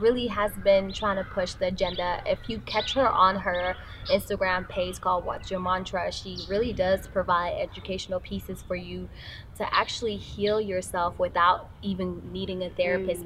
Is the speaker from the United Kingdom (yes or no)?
no; South Africa; growing up in South Africa